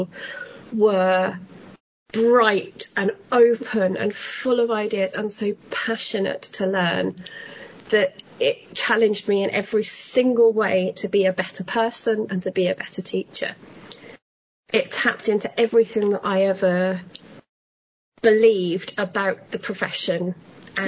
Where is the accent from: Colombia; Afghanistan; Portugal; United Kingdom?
United Kingdom; moved away as an adult; now in Netherlands; I'm British. I'm from the south coast of the UK.